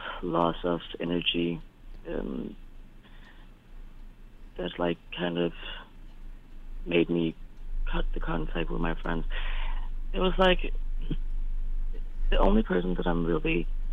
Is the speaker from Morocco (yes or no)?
no; Denmark; I'm from Denmark